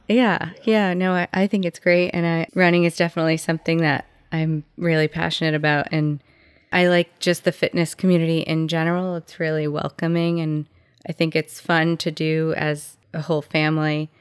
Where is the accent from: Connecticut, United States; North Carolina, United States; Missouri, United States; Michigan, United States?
Connecticut, United States; Waterbury; now in Middlebury, United States; I grew up in Waterbury.